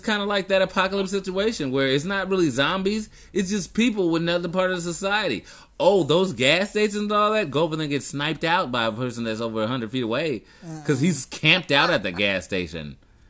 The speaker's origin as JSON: {"language": "English", "region": "the South", "country": "United States", "tie": "born or raised there", "said": "I was born in the South."}